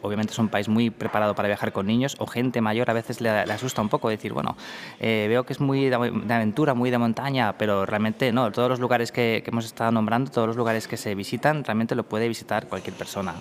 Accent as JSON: {"language": "Spanish", "country": "Spain", "moved": "yes", "lives_now": "Reykjavik, Iceland", "said": "somos españoles los dos"}